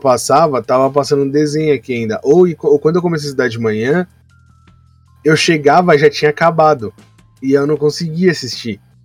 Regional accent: São Paulo, Brazil; Meu pai veio de Portugal, minha mãe nasceu em Salvador e eu sou de São Paulo.

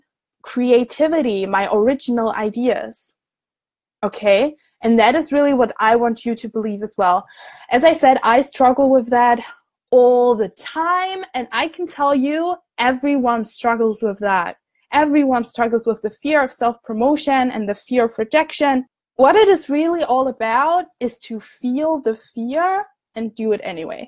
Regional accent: Germany; moved away as an adult; now in Scotland, United Kingdom; I'm from Germany. I'm studying abroad in Scotland.

